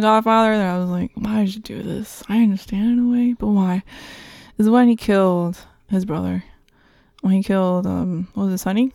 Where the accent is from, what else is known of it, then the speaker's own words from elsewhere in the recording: New York, United States; also born or lived in Santo Domingo, Dominican Republic; I was, uh, raised here in New York